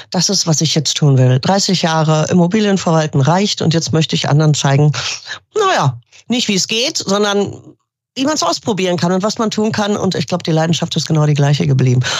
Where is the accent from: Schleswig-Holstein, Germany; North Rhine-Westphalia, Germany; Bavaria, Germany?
North Rhine-Westphalia, Germany; Düsseldorf; Ich bin gebürtige Düsseldorferin